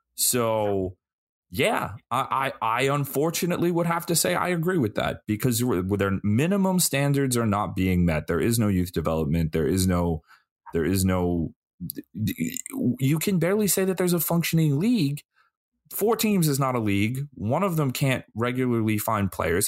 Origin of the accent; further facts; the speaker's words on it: United States; as an American